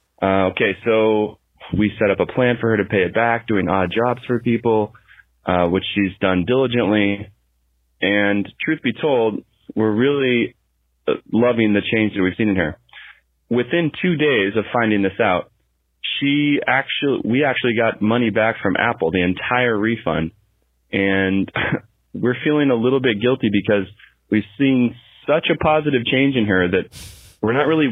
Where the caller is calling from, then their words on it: Riyadh, Riyadh Province, Saudi Arabia; My wife and I here, we're calling you from Riyadh, Saudi Arabia.